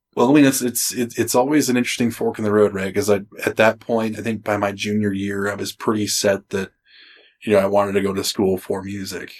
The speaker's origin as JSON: {"language": "English", "town": "Springfield", "region": "Oregon", "country": "United States", "tie": "born or raised there", "moved": "yes", "said": "I was born in Springfield, just outside of Eugene"}